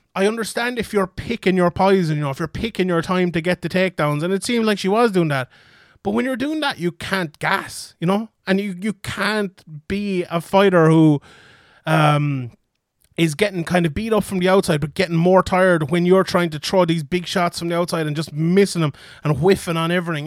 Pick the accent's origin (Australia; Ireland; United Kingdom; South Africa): Ireland; I'm Irish